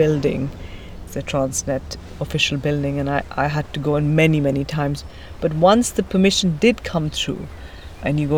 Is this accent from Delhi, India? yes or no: yes; Delhi, India; moved away as an adult; also born or lived in United Kingdom / Italy; now in Cape Town, South Africa; I grew up in and around Delhi